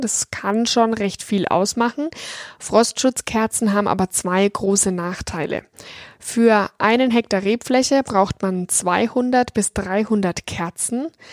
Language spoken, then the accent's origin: German; Franconia, Bavaria, Germany; hier in meiner Heimat Franken